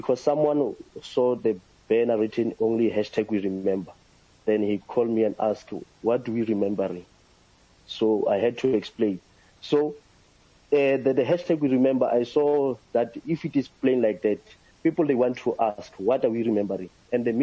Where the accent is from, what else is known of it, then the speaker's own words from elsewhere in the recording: South Africa; as a South African and as a young person who grew up under the systems of apartheid